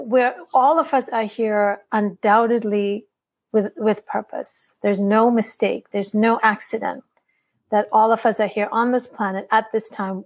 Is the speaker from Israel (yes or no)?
no; India; I'm from India